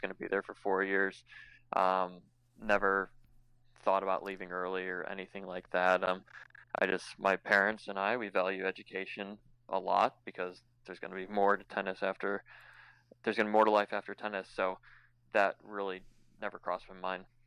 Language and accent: English; Chicago, Illinois, United States; growing up in Chicago was amazing